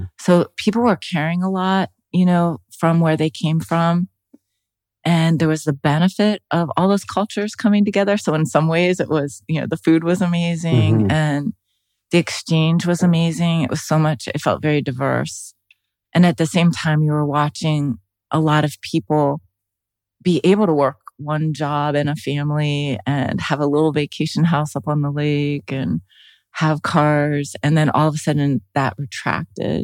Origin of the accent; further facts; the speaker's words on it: Youngstown, Ohio, United States; I grew up in Youngstown, Ohio